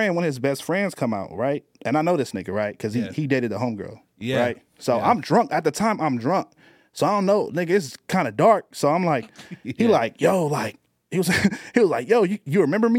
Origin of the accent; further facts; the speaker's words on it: Long Beach, California, United States; We are from Long Beach, California